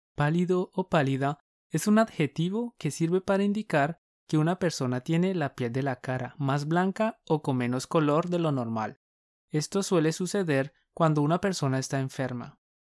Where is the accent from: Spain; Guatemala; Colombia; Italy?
Colombia; Somos dos profes colombianos